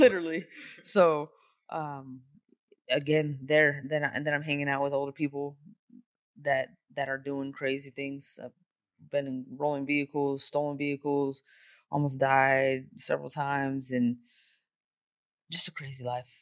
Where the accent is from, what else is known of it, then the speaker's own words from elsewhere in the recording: Bay Area, California, United States; also born or lived in San Jose / Modesto; now in Las Vegas, United States; I'm from the Bay Area